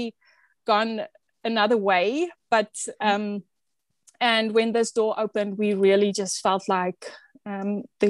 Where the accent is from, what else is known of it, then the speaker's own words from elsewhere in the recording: South Africa; moved away as an adult; now in Ontario, Canada; South Africa, my home country